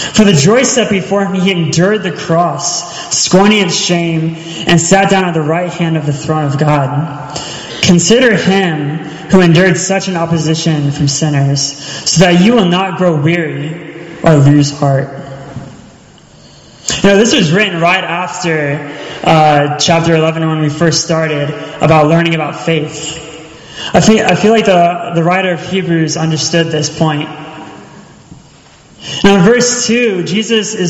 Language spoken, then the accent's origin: English; Charleston, South Carolina, United States; moved away; I'm from Charleston